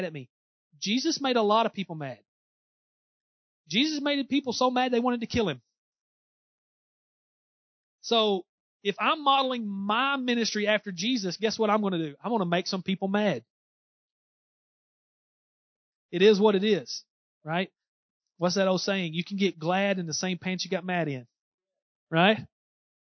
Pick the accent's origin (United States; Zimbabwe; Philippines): United States; Southeast Missouri; accent: Southeast Missouri; my Southeast Missouri accent